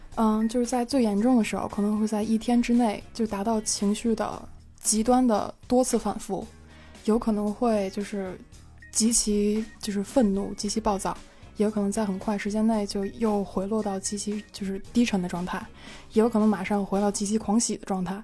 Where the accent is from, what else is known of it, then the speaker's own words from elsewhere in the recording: Beijing, China; 我是北京人